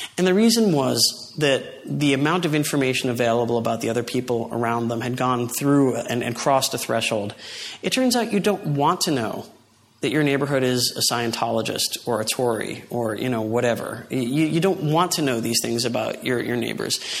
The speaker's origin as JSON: {"language": "English", "town": "New York City", "region": "New York", "country": "United States", "tie": "born or raised there", "said": "my hometown, New York City"}